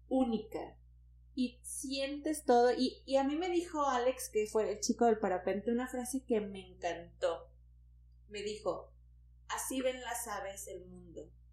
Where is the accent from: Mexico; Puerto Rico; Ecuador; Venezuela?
Mexico; Tampico, Tamaulipas; soy de Tampico